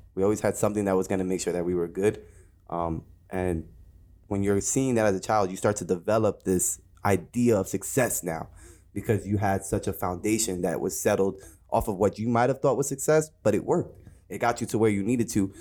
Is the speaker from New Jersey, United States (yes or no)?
yes; Jersey City, New Jersey, United States; I'm from Jersey City, New Jersey, born and raised